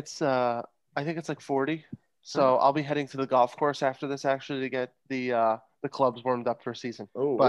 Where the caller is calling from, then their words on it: Minneapolis, Minnesota, United States; Calling in from freezing cold Minneapolis today.